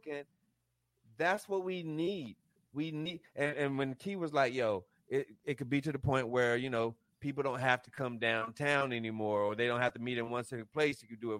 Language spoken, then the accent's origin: English; Raleigh, North Carolina, United States; I'm from Chavis Heights